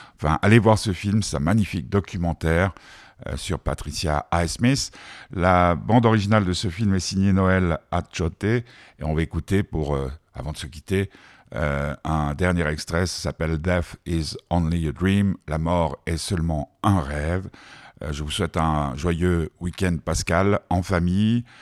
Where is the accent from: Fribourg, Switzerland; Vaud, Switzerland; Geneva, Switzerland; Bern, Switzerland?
Geneva, Switzerland; Nous, on est genevois.